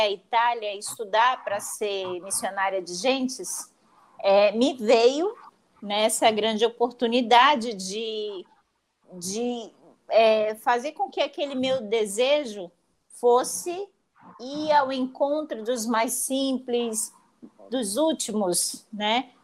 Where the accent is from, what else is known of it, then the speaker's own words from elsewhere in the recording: Manaus, Amazonas, Brazil; also born or lived in Italy; Eu sou natural de Manaus